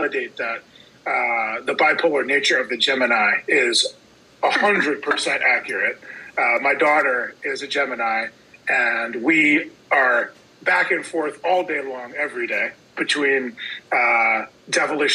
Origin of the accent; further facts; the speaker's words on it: New York City, New York, United States; I'm a New Yorker